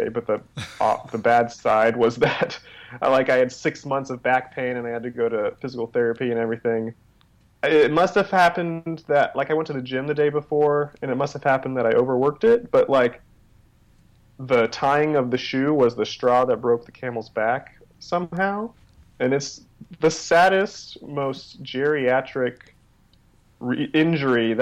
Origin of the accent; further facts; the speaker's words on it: Texas, United States; now in Los Angeles, United States; In Texas, I grew up in Texas.